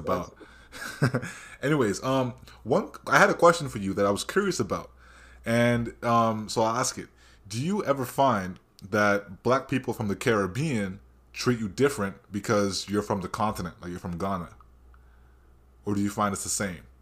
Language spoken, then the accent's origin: English; Brampton, Ontario, Canada; where I grew up in Brampton